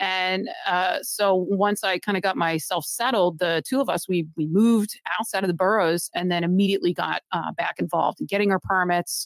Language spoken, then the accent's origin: English; Massachusetts, United States; moved away; I'm actually someone who was born and raised in Massachusetts. So technically, I'm kind of back home